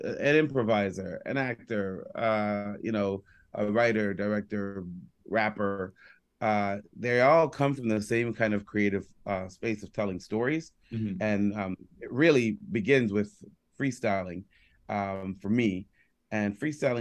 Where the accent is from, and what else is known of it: Toronto, Ontario, Canada; born or raised there; also born or lived in Jamaica